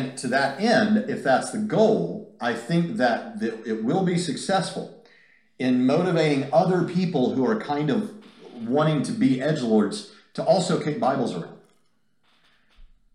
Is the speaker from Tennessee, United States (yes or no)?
yes; Nashville, Tennessee, United States; Nashville, Tennessee, not far from here, my hometown, what I consider to be my hometown